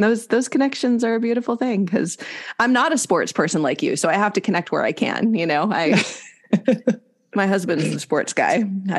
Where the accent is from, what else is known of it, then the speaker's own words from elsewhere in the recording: Wisconsin, United States; moved away; I grew up in Wisconsin and the Midwest is very, very, very dear to my heart.